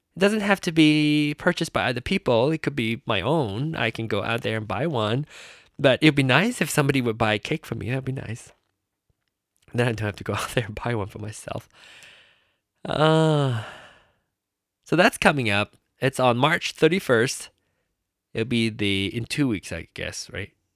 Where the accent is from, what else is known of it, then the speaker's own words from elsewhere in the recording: Penang, Malaysia; moved away; Penang, my hometown, and, uh, Malaysia, the country of birth of mine, the country that I grew up